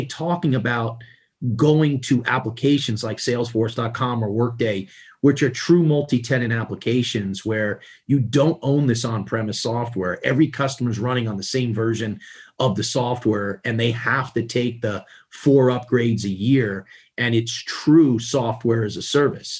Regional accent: New York City, New York, United States; growing up in Queens, you know, you like, in order to put the next meal on the table, everybody had to contribute and bring money home

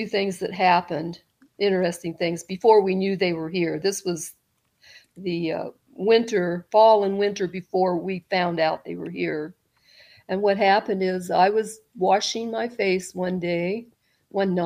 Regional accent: California, United States; now in Southern Illinois, United States; I'm from California

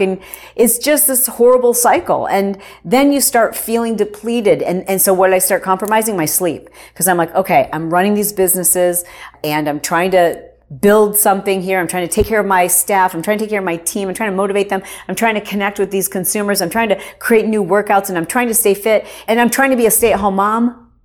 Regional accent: Michigan, United States; I grew up in Michigan

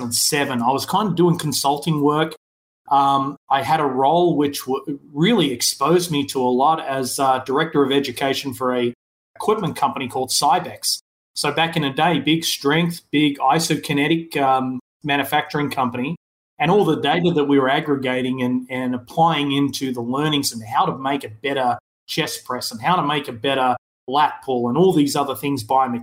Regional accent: Melbourne, Victoria, Australia; moved away; I grew up in Melbourne, grew up in Ascot Vale

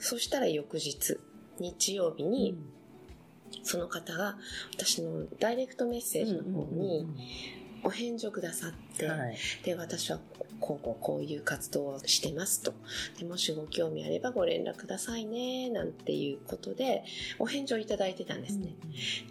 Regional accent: Beppu, Oita, Japan; born or raised there; now in Paris, France

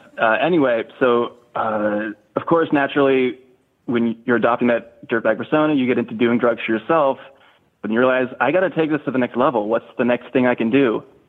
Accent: East Coast, United States; Well, I am from the East Coast, from a good old quiet suburb on the East Coast.

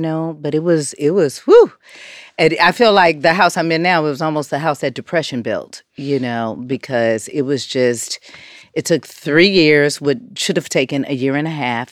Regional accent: Los Angeles, California, United States; growing up in South Central L

